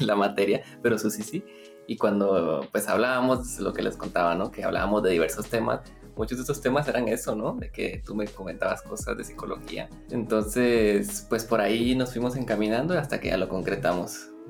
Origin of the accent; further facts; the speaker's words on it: Guatemala; Soy de Guatemala, estudié arquitectura